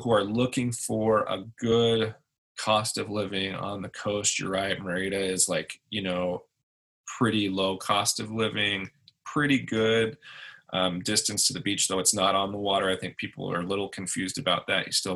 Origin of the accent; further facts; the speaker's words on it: Washington, United States; moved away; also born or lived in Denver, Colorado; I grew up in Washington State, just south of British Columbia